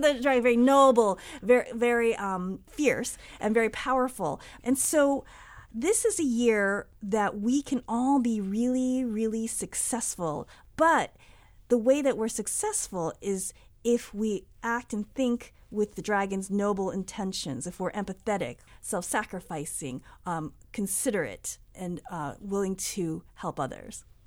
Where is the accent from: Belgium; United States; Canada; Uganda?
United States; I grew up here in the United States